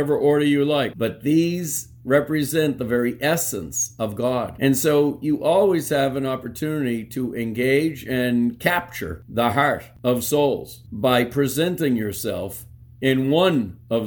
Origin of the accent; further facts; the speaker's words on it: Clinton, United States; my hometown in Clinton